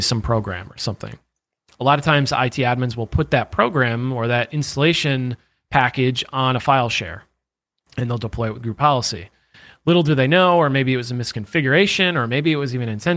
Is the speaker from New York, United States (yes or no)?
yes; New York, United States; I'm from New York.